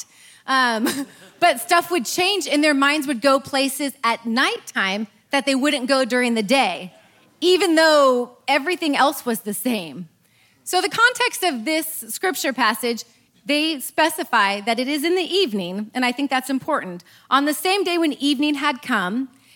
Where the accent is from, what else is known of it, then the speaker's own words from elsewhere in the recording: Eureka, California, United States; moved away; I'm from Eureka